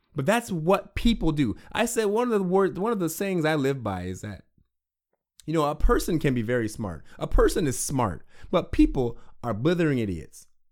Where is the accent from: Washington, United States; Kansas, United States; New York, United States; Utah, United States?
Washington, United States; I'm from Washington State